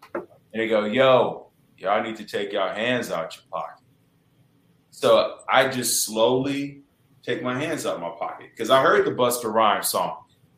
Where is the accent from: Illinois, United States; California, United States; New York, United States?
Illinois, United States; Chicago; moved away as an adult; I'm from Chicago and I come back home for the holidays